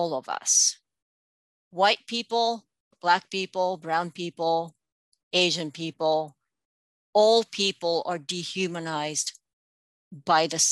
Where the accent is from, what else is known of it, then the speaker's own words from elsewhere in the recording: India; now in United States; I was born here, I grew up in India, but I'm American.